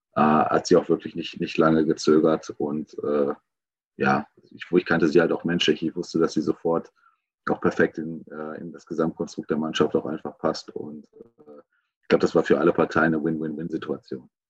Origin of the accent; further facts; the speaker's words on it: Gelsenkirchen, North Rhine-Westphalia, Germany; ich komme aus Gelsenkirchen